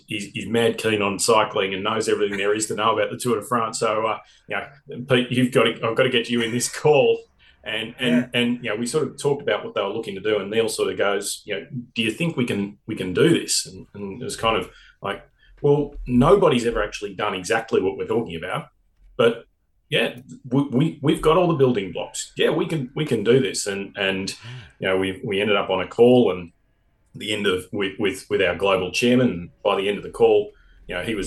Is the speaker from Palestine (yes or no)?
no; Australia; being an Australian